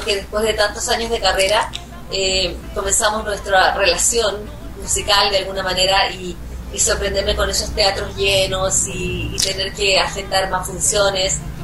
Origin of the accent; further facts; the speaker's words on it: Chile; en mi país